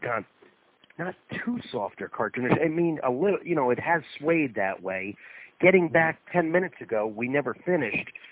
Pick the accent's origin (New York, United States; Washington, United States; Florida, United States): Florida, United States; St. Petersburg; my hometown